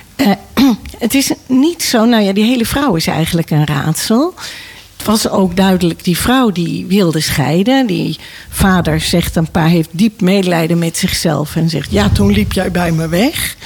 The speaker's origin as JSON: {"language": "Dutch", "town": "Nijkerk", "region": "Gelderland", "country": "Netherlands", "tie": "born or raised there", "said": "ik ben opgegroeid in Nijkerk"}